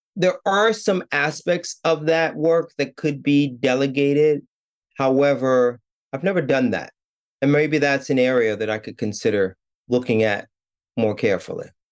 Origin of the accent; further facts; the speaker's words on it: New York City, New York, United States; now in Japan; I was born in New York City, born and raised in, in Brooklyn, actually